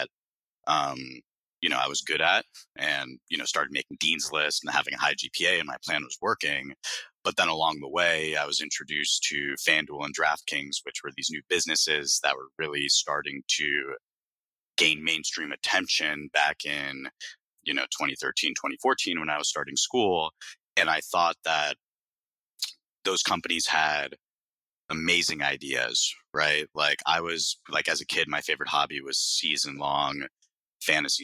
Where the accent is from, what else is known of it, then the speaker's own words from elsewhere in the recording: Broward County, South Florida, United States; moved away as an adult; also born or lived in New York; born and raised in South Florida in Broward County, which is just north of Miami